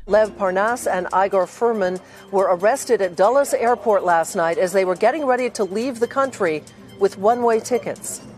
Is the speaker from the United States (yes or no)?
no; Canada; moved away; I'm Canadian